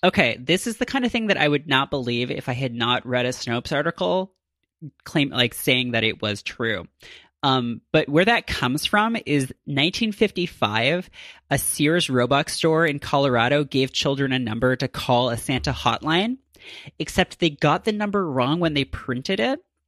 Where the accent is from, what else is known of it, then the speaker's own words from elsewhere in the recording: Canada; as a Canadian myself